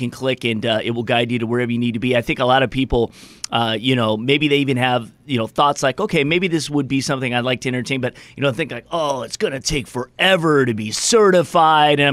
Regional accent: Los Angeles, California, United States; now in Michigan, United States; I grew up in California. I was a football, soccer, baseball player. We don't have winter in L.A.

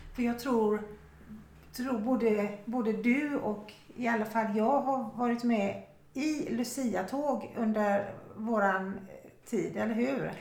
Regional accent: Sweden; moved away; vad vi är vana vid från Sverige

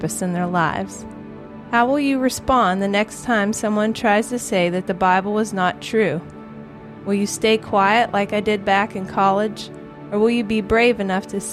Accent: Morgantown, West Virginia, United States; Since I grew up in Morgantown, I decided to attend West Virginia University after graduating from Morgantown High School

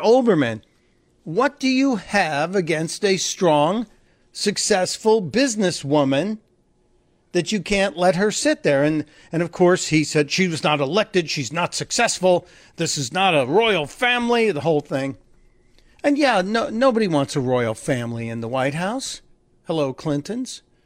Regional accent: Chicago, Illinois, United States; my hometown, from Chicago

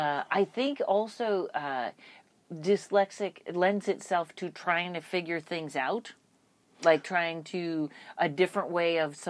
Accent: Pittsfield, Massachusetts, United States; Pittsfield, Massachusetts.

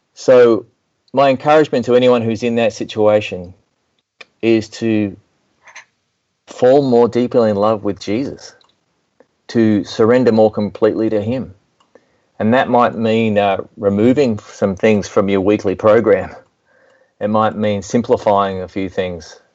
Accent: Melbourne, Victoria, Australia; accent: southern hemisphere; moved away as an adult; also born or lived in Nashville, Tennessee; now in United States; I'm speaking with a southern accent, I guess, a southern hemisphere accent because I was born in Melbourne, Australia. But I relocated to Nashville, Tennessee in 2002

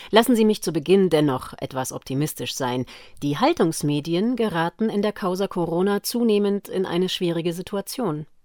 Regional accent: Austria; wie in meinem Heimatland Österreich als Drohkulisse eingeführt, einen weiteren Lockdown

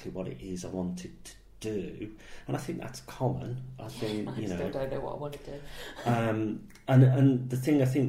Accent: Birmingham, West Midlands, United Kingdom; moved away; I grew up in Great Bar in Birmingham, and that is somewhere that I still go back and I visit people I know, and I kind of like being from there.

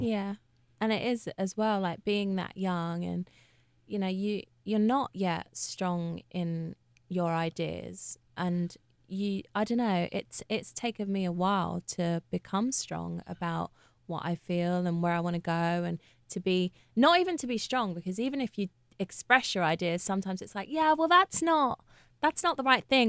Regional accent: London, United Kingdom; I'm from Hackney.

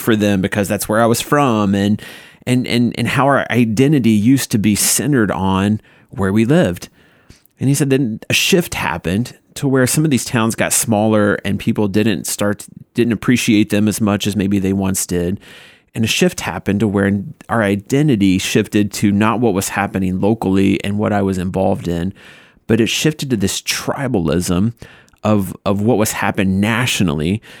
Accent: Paulding, Ohio, United States; I'm from Paulina, Ohio

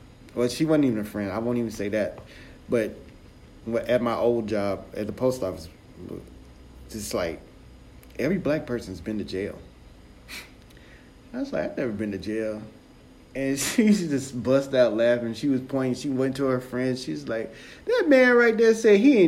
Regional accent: United States; I'm an American

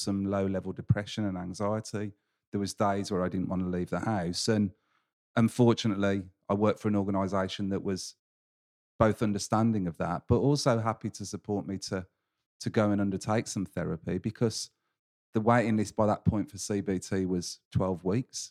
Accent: England, United Kingdom; a tradition of being English

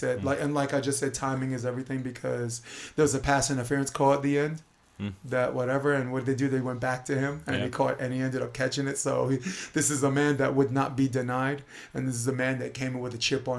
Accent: New York, United States; as a New Yorker

